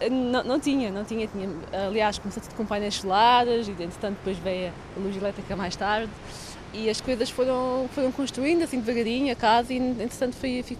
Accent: Pedralva, Faro, Portugal; a única coisa que eu realmente me sinto a 100% é a Algarvia, porque foi onde eu nasci e onde vivi toda a minha vida e, e é onde eu tenho as minhas raízes

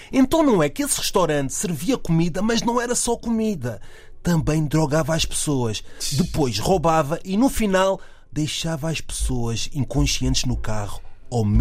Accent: Sintra, Lisbon, Portugal; imagina a minha cara sendo da linha de Sintra, com orgulho da linha de Sintra

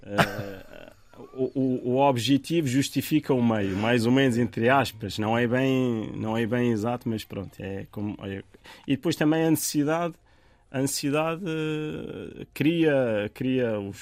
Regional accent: Tabia, Béni Mellal-Khénifra, Morocco; first language Tamazight (Berber); Portuguese is a second language; moved away as an adult; now in Portugal; a minha localidade chama-se Tabia. Tabia é, é uma aldeiazinha com poucas casas, onde eu nasci, onde comecei a aprender as primeiras, as primeiras letras em árabe, porque a primeira língua foi Tamazirt

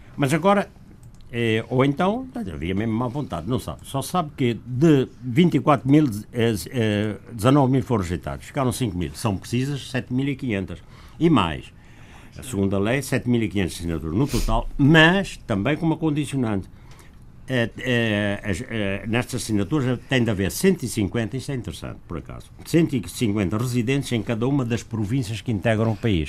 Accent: Zango, Luanda Province, Angola; moved away; lá da, da minha terra

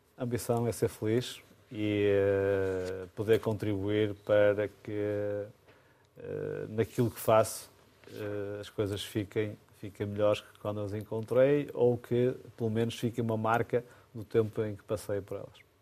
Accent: Amarante, Norte, Portugal; É a minha terra, a terra onde eu nasci

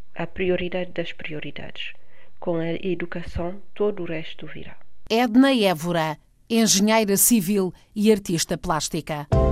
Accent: Bissau, Guinea-Bissau; moved away as an adult; also born or lived in Paris region, France; now in France; nasci em Bissau. Vim para a França estudar há 25 anos, atualmente resido na região de Paris

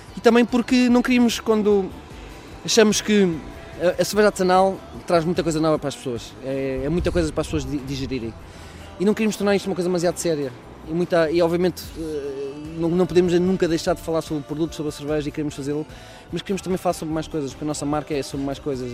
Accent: Coimbra, Centro, Portugal; eu sou de Coimbra, mas eh, tenho família no Porto

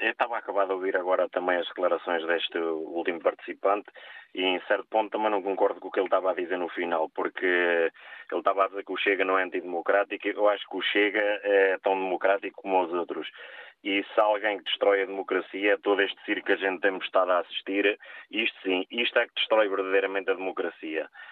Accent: Portugal; nós como portugueses

